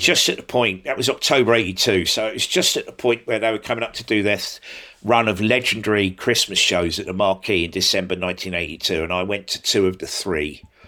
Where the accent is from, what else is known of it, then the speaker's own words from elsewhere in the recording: Sydney, New South Wales, Australia; now in United Kingdom; I grew up in Australia, in S, in Sydney.